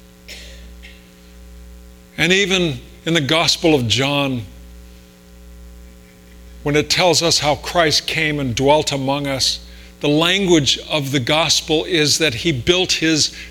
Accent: Riverside, California, United States; moved away; I grew up in Riverside, could see all those mountains from there

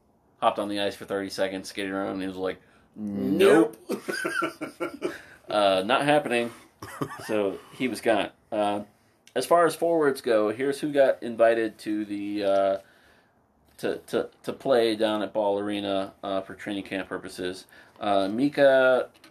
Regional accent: Southwest Kentucky, United States; I grew up in Kentucky, Southwest Kentucky

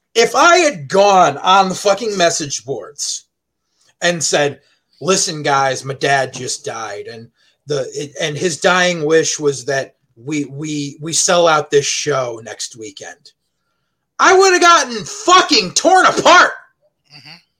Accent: Southington, Connecticut, United States; I grew up in Southington High

